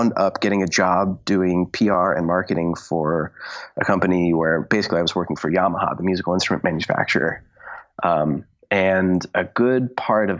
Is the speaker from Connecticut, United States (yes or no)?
yes; Connecticut, United States; moved away as an adult; also born or lived in Pittsburgh / New York; I grew up in Connecticut and I was a good singer in Connecticut